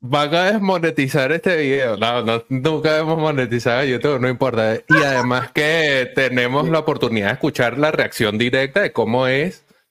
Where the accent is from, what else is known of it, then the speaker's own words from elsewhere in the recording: Venezuela; nosotros como venezolanos hemos vivido